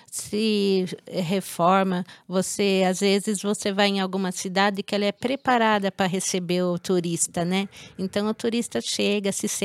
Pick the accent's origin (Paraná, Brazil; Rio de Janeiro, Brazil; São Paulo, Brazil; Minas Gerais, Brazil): São Paulo, Brazil; Araras; Eu sou, minha família, todo mundo é de Araras.